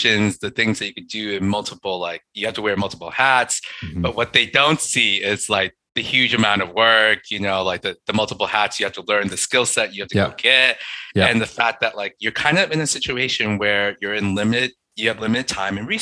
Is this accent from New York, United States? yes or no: yes; New York City, New York, United States; I'm in New York. Nice. I'm from Long Island City.